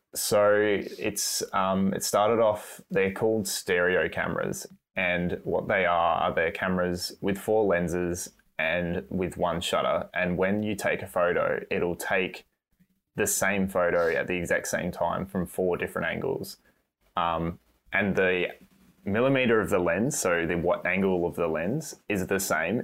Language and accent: English; Australia; I'm doing a really shitty Aussie accent, even though I'm an Australian